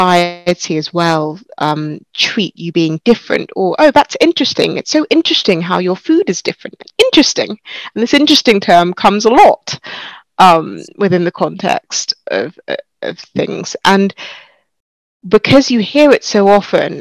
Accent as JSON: {"language": "English", "country": "United Kingdom", "tie": "born or raised there", "said": "I'm a British-born Nigerian by background."}